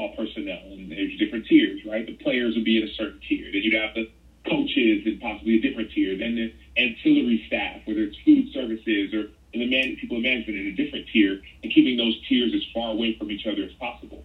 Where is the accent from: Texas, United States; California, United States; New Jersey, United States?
Texas, United States; Dallas; the school that I went to in first and second grade, it was in a predominantly black neighborhood in South Oak Cliff in Dallas